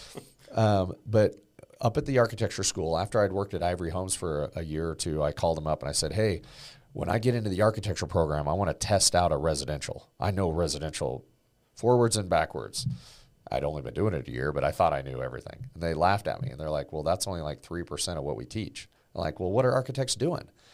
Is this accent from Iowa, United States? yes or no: no; Oregon, United States; building homes with my dad and my grandpa growing up in Oregon